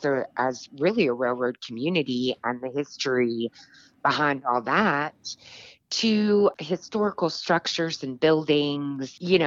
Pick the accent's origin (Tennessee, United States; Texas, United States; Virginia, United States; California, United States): Virginia, United States; Richmond; moved away as an adult; now in Kentucky, United States; I am originally from Richmond, Virginia